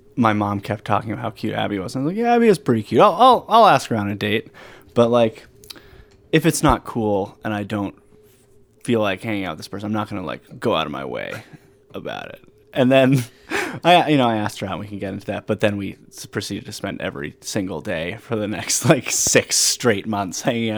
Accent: Burlington, Vermont, United States; From Burlington, Vermont. And I work here and live here still.

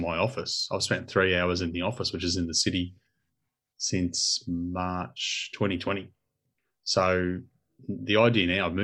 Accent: Melbourne, Victoria, Australia; I grew up out there

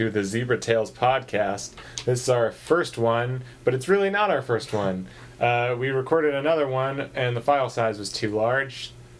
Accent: Ogden, Utah, United States; moved away as an adult; As I said before, I was born in Ogden, Utah in 1994. I moved here only a year and a half ago.

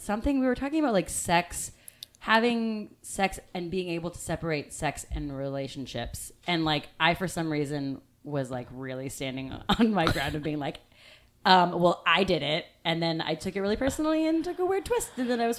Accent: Australia; Yeah, most common that I have with Chris Hemsworth is that I'm Australian through and through.

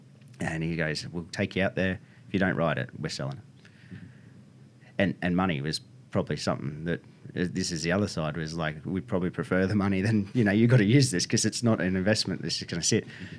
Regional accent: Ballina, New South Wales, Australia; born or raised there; also born or lived in Wollongong

